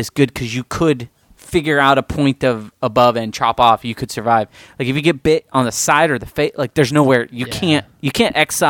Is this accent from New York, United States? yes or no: no; San Diego, California, United States; growing up in San Diego